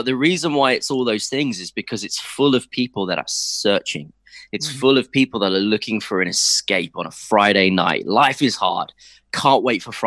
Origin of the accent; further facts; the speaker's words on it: Cambridge, East of England, United Kingdom; also born or lived in London; first 4 years in London and then 14 happy years growing up in Cambridge